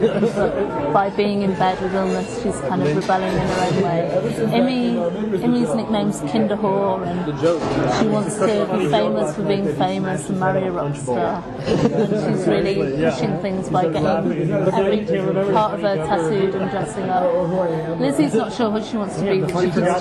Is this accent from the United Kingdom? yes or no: yes; Nottingham, East Midlands, United Kingdom; I'm a filmmaker from Nottingham, England